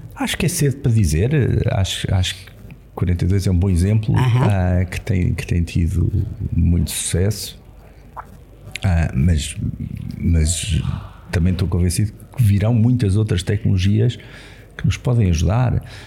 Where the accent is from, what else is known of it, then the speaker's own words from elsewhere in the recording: Lisbon, Portugal; cresci em Lisboa